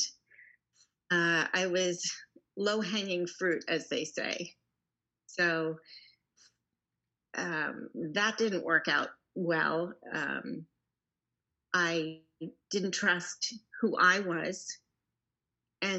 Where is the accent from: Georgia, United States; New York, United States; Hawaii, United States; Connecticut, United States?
New York, United States; Long Island; now in Houston, United States; I grew up in New York on Long Island